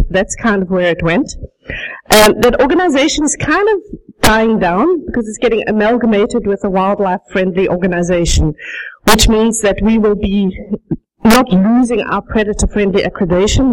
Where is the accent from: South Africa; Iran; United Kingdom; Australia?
South Africa; moved away as an adult; also born or lived in Netherlands; now in High Prairie, Canada; I speak with a bit of an accent because I was born and raised in South Africa. I spent the first 22 years of my life there